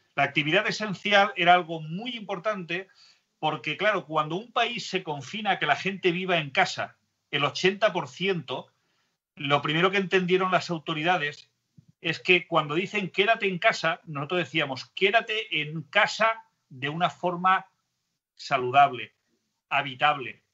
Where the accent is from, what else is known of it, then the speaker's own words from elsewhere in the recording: Spain; somos pocos los españoles